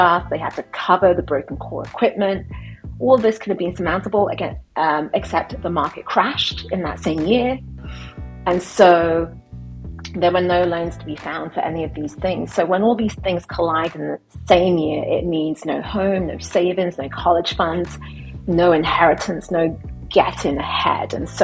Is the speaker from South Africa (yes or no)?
no; United Kingdom; I'm British